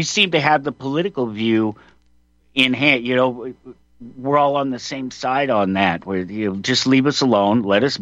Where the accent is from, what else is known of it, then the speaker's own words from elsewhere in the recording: Colorado, United States; I'm from Colorado, born and raised.